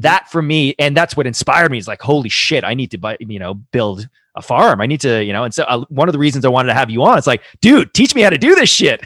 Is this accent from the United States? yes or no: no; Toronto, Ontario, Canada; I grew up in Toronto, surrounded by concrete